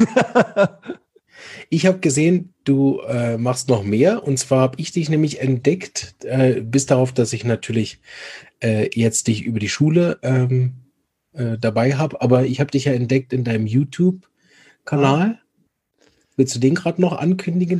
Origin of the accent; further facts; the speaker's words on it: Berlin, Germany; aus Berlin, meiner Heimatstadt.